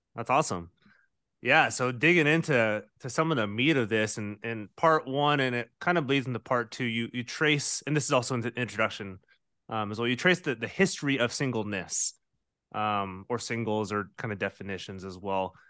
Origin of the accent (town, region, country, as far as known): United States